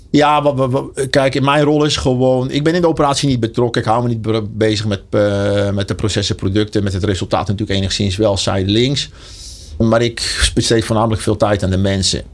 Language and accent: Dutch; Enkhuizen, North Holland, Netherlands; moved away as an adult; now in Deurne, Netherlands; ik eh, kom oorspronkelijk uit Enkhuizen